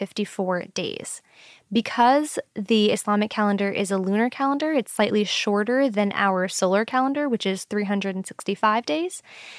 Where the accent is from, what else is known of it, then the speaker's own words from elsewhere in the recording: New York City, New York, United States; now in Washington, D.C., United States; I was born and raised in New York City, but my family is South Asian. My mom is from India and my dad is from Pakistan.